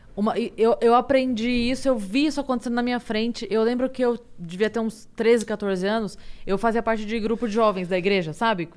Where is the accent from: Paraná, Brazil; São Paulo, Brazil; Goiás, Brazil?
São Paulo, Brazil; Sorocaba; eu sou de Sorocaba